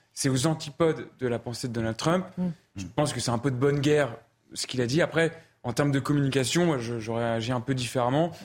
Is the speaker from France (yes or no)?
yes; France; en tant que Français